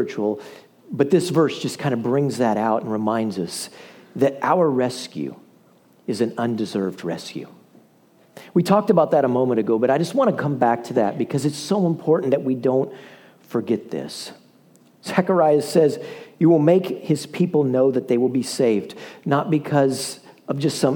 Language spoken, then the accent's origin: English; the middle of Iowa, United States; now in Crowley, United States; When I was a kid, guys, we grew up in the middle of Iowa